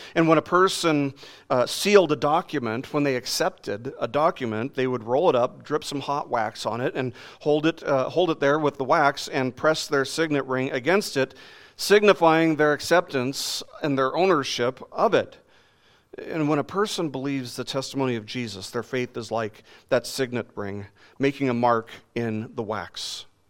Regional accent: Las Vegas, Nevada, United States; I grew up in Las Vegas

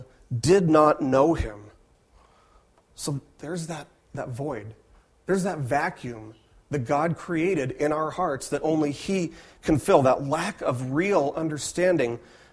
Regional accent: Las Vegas, Nevada, United States; I was raised in Las Vegas

